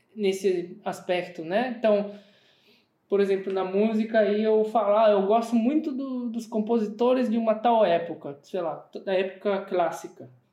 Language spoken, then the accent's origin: Portuguese; Brazil; moved away as an adult; now in Germany; aqui no Brasil